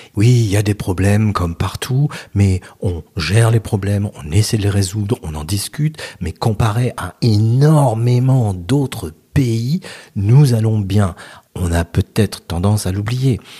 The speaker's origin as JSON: {"language": "French", "country": "France"}